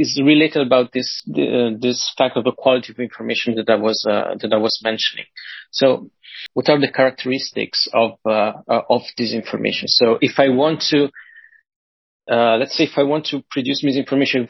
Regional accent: Italy; I'm from Italy

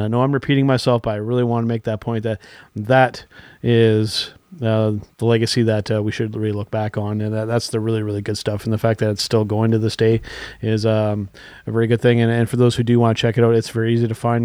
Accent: Canada; I'm French Canadian

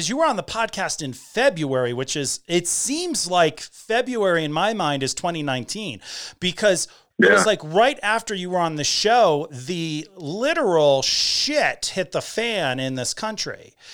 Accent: Connecticut, United States; I'm from Connecticut. We don't talk like that. But apparently we do.

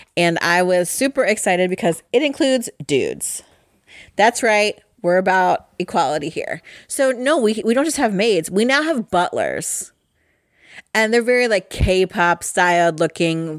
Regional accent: Midwest, United States; I'm from the Midwest. And we are euchre people around here

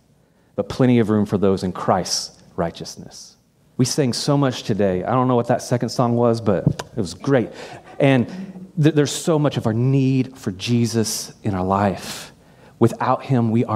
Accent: United States; as an American

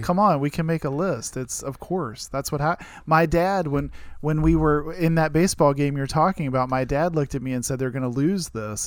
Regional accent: Martinsburg, West Virginia, United States; I grew up in Martinsburg in the Eastern Panhandle between Maryland and Virginia

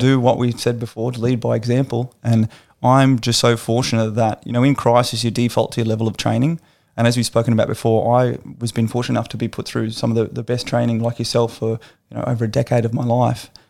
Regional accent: Australia; an Australian citizen

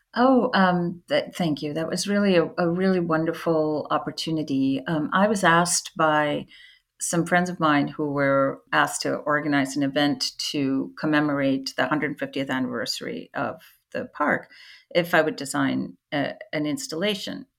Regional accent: India; when I was about 10 years old, growing up in India

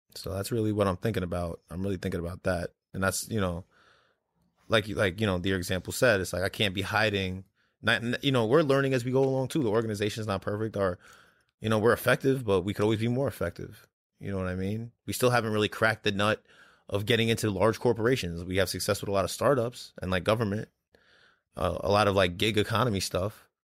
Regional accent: New York City, New York, United States; moved away; I'm actually from Brooklyn originally.

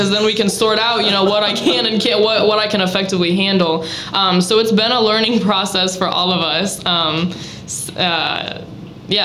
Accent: Fowler, Indiana, United States; now in Valparaiso, United States; I grew up in Fowler, a little cornfield down by West Lafayette

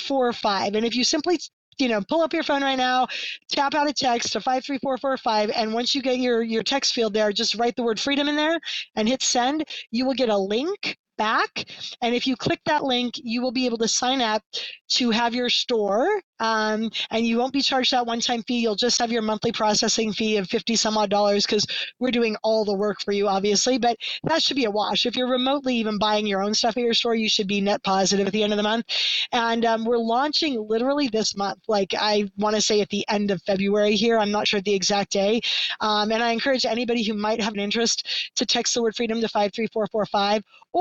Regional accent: Canada; hey, I'm Canadian. All my friends and family are Canadian.

